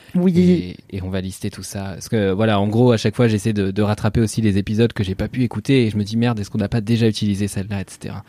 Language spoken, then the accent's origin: French; Normandy, France; je suis normand